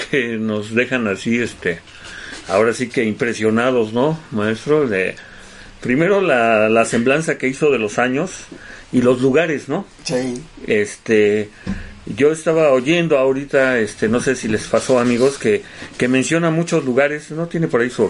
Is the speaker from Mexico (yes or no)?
yes; Mexico; Pero realmente todos somos mexicanos, ¿no?